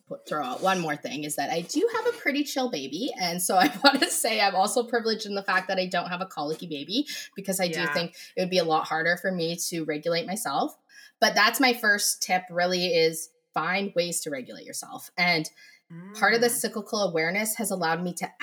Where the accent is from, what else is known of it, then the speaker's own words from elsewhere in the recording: Canada; I am Canadian